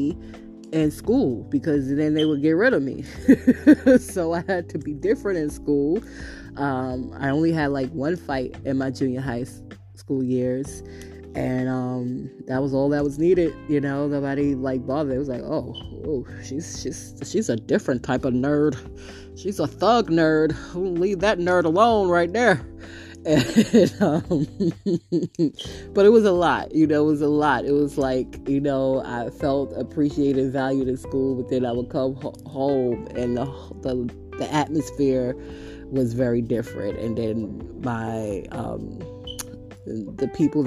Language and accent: English; New York City, New York, United States; also born or lived in Brooklyn; I'm traveling from Harlem at this time. Remember, I shifted. I'm no longer in Brooklyn. I moved households